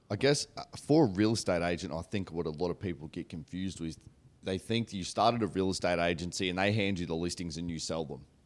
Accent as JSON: {"language": "English", "country": "Australia", "tie": "born or raised there", "said": "We're obviously both brought up in country towns"}